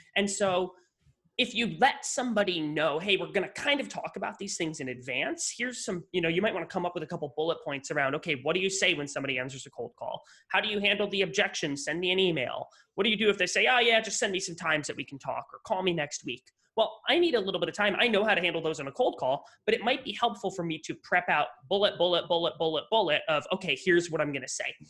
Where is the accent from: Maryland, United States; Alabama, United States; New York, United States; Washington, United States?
New York, United States; western New York State, United States; moved away; I grew up in New York, but not New York, not the New York you're thinking of, the complete opposite side of the state